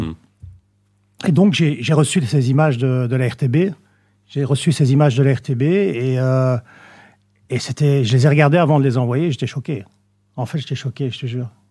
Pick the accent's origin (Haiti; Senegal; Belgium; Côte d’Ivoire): Belgium; Saint-Josse-ten-Noode, Brussels-Capital Region; Je suis né en Belgique, évidemment. Mhm. Euh, j'ai vécu... Euh, je suis né à saint -Naute. Je suis citoyen d'honneur de saint -Naute